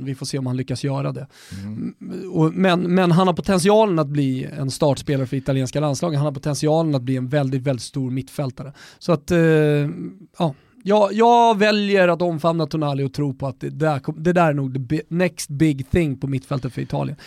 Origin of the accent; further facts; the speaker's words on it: Botkyrka, Stockholm County, Sweden; also born or lived in Salem; Jag är uppvuxen med honom i Norra Botkyrka ner till Salem, eh, i, i, under hela nittiotalet